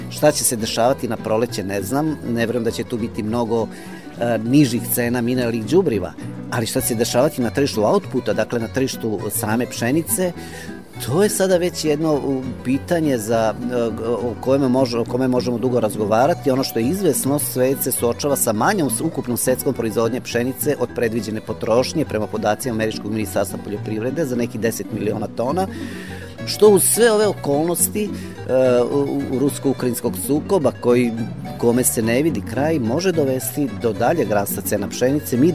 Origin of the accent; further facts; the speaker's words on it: Serbia; kod nas u Srbiji.